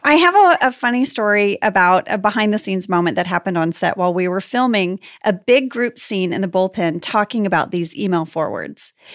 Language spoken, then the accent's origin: English; Louisiana, United States; also born or lived in Texas; I was born in Louisiana. My family's from Texas and Louisiana.